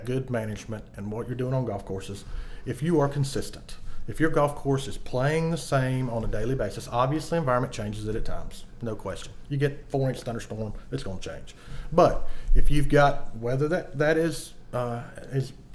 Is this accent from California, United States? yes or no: no; East Tennessee, United States; I grew up in East Tennessee